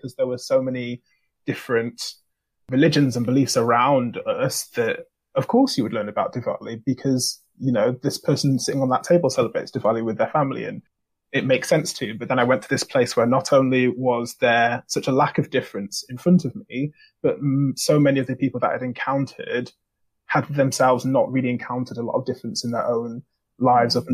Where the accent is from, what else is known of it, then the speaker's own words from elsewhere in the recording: Manchester, North West England, United Kingdom; moved away as an adult; I've come from Manchester, specifically South Manchester. Like I grew up in Russia. I went to school in Russia, which is a very diverse ethnically part of Manchester